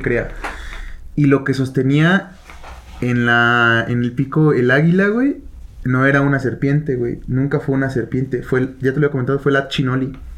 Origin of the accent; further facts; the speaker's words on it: Toluca, State of Mexico, Mexico; por algo nacimos aquí, güey. Por algo nacimos en Toluca